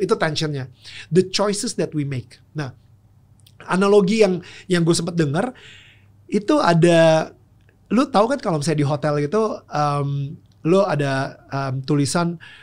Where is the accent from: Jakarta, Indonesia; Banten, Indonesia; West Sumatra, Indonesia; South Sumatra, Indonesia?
Jakarta, Indonesia; waktu kecil uh, gue tumbuh di Pluit ya itu iya. sebuah negara kecil di utara Jakarta